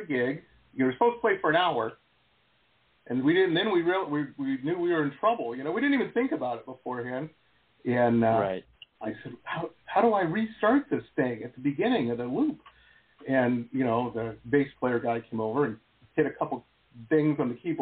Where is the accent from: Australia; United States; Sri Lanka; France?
United States; Detroit, Michigan; I grew up in Metro Detroit, 6 hours from you guys in Chicago there.